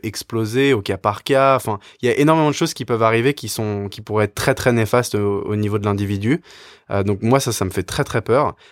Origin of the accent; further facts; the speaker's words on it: France; en tant que Français